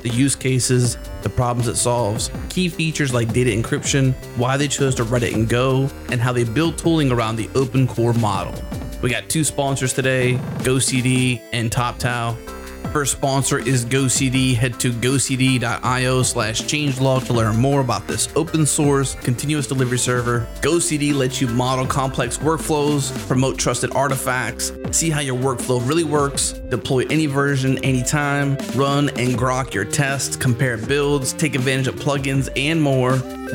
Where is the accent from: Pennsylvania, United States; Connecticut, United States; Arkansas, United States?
Pennsylvania, United States; Pittsburgh; now in Houston, United States; I'm originally from Pittsburgh. I live in Houston, Texas, but Pittsburgh is my, you know, growing up stomping grounds